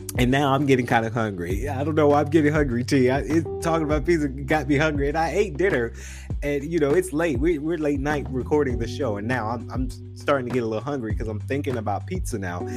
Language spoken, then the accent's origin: English; Macon, Georgia, United States; now in Atlanta, United States; Now we are living in Atlanta, and you guys know I'm originally from uh, Macon, Georgia